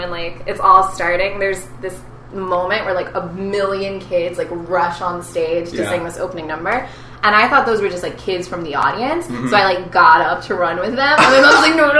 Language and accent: English; Naperville, Illinois, United States; now in New York, United States; I'm from Naperville, Illinois.